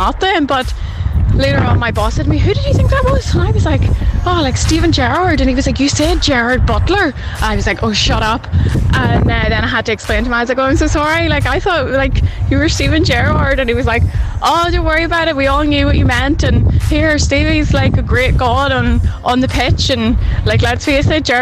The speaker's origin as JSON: {"language": "English", "town": "Armagh", "region": "Northern Ireland", "country": "United Kingdom", "also_born_or_lived": "Sydney, Australia", "moved": "as an adult", "said": "So, I'm from Armagh, and I was living over in Sydney, working in Taronga Zoo"}